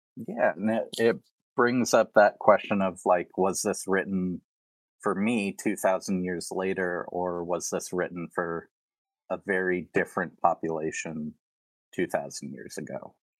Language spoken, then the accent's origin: English; Tennessee, United States; now in Spirit Lake, United States; Growing up in Tennessee, I was surrounded by a lot of, like, Baptist and Southern Baptist